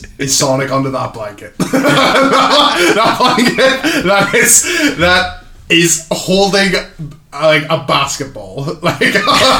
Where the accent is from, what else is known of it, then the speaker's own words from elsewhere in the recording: Canada; I'm Canadian. He's Canadian.